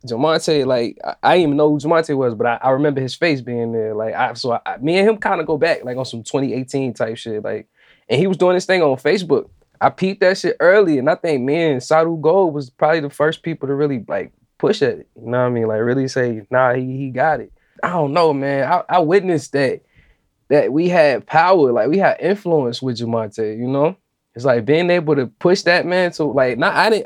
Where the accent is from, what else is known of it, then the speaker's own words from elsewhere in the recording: Richmond, Virginia, United States; my hometown, like this is the last album that I recorded at the crib, basically. It embodies Richmond